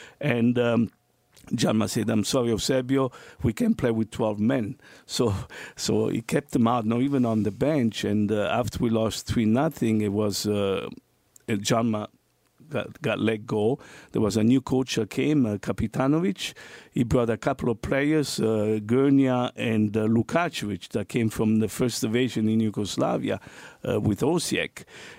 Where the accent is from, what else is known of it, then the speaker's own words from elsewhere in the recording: Toronto, Ontario, Canada; I had the fortune as a young man growing up in Toronto.